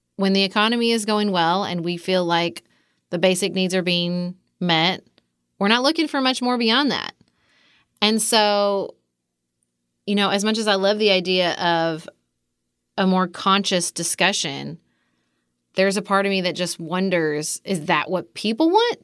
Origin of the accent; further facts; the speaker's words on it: Kentucky, United States; accent: Kentucky, Southern; also born or lived in Washington, D.C.; my Kentucky accent